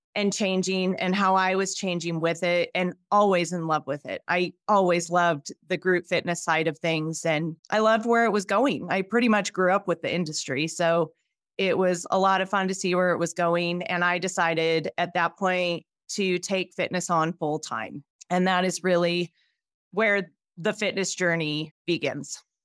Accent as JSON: {"language": "English", "town": "Spokane", "region": "Washington", "country": "United States", "tie": "born or raised there", "also_born_or_lived": "Pullman, Washington", "moved": "as an adult", "lives_now": "Jackson Hole, United States", "said": "Spokane, Washington, born and raised"}